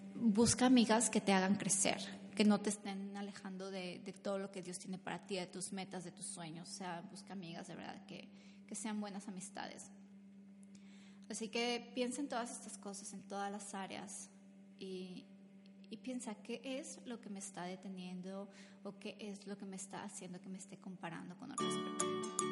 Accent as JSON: {"language": "Spanish", "country": "Mexico", "moved": "yes", "said": "Yo soy de México donde nos bañábamos como dos veces al, al día a veces"}